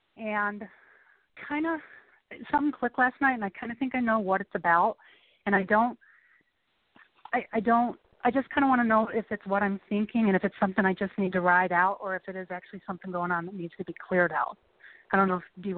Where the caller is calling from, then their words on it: Chicago, Illinois, United States; Hi, Charlotte. … in Chicago.